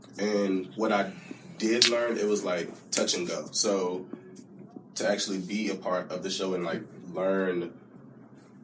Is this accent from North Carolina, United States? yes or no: yes; Red Springs, North Carolina, United States; I am from Red Springs, North Carolina.